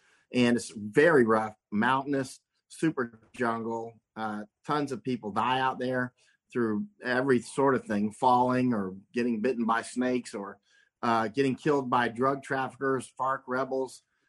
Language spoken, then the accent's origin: English; Winter Haven, Florida, United States; moved away as an adult; also born or lived in Poland; And so I grew up in Florida and grew up, catching alligators and doing a lot of sports, chasing girls, that sort of thing. I didn't realize that Winter Haven, Florida was actually a great place to grow up